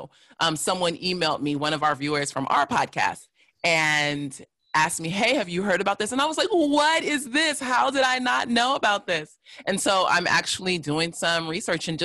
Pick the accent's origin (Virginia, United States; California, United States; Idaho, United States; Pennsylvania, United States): California, United States; Los Angeles; also born or lived in North Hollywood; I grew up in South LA. And was there until I was about 15, then moved to North Hollywood, which is a suburb of Los Angeles